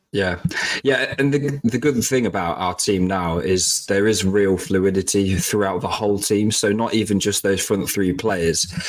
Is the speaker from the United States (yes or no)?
no; Lincolnshire, East Midlands, United Kingdom; we're not we're not from London, we're from Lincolnshire.